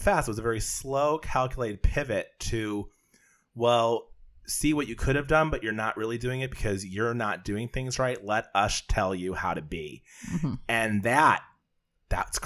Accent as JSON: {"language": "English", "town": "Scranton", "region": "Pennsylvania", "country": "United States", "said": "I'm from Scranton, PA"}